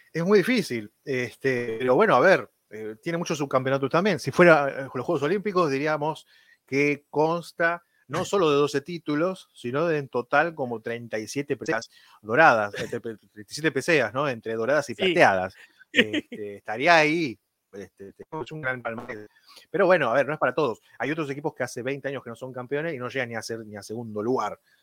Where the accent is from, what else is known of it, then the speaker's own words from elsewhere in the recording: Argentina; como argentino